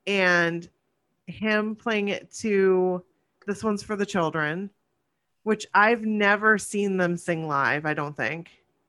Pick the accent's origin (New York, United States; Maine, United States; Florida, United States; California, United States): Maine, United States; I'm from Maine.